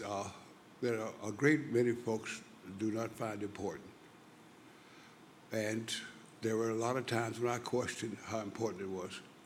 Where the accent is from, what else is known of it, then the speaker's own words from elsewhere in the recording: Louisiana, United States; I was born in Louisiana